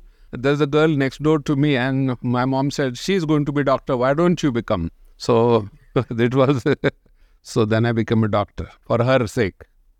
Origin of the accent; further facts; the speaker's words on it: Pune, Maharashtra, India; So Pune is about 3 hours drive from Mumbai.